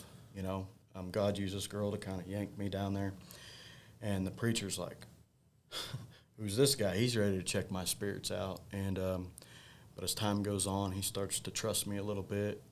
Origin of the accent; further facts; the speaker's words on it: Mountain Grove, Missouri, United States; go back to Mountain Grove, my hometown